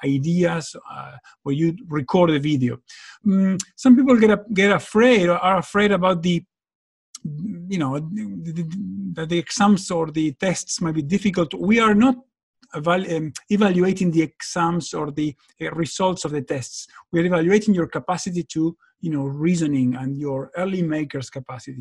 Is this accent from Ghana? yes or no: no; Argentina; moved away; I'm from Argentina myself